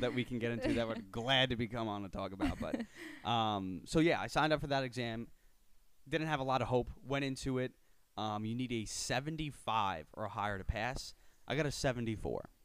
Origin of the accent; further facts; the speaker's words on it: Miller Place, New York, United States; Born and raised in Miller Place, New York, uh, Suffolk County, North Shore